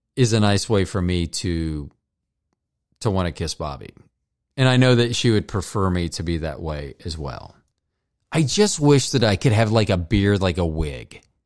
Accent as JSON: {"language": "English", "region": "Florida", "country": "United States", "tie": "born or raised there", "said": "growing up in Florida"}